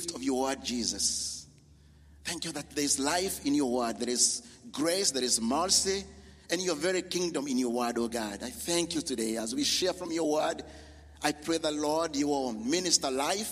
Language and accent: English; Kenya; moved away; we are from Kenya, me and my wife